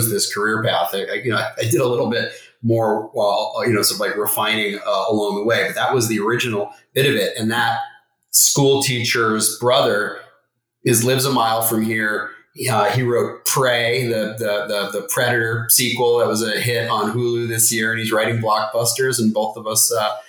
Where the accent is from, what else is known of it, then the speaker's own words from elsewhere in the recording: New York City, New York, United States; moved away as an adult; now in Los Angeles, United States; as a New Yorker